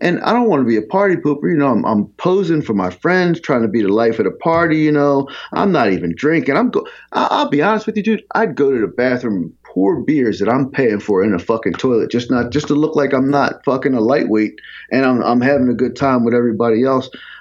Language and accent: English; Philadelphia, Pennsylvania, United States; I grew up, I was born in Southwest Philadelphia, and my family moved to the suburbs when I was like 11